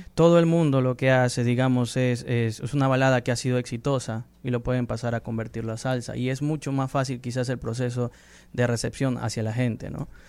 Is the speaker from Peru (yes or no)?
yes; Peru; moved away as an adult; now in United States; soy del Perú vivo en Estados Unidos ya como cuatro años.